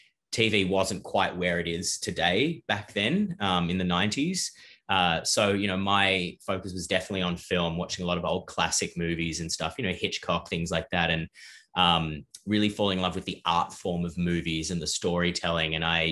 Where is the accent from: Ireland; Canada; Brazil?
Ireland; also born or lived in South Africa / Australia; I grew up kind of all over the place. I was born in South Africa and moved to Australia very briefly, and then we moved to Ireland.